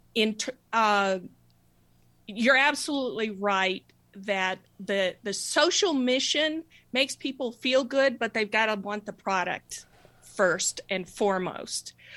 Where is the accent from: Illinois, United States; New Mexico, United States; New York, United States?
New Mexico, United States; I grew up in New Mexico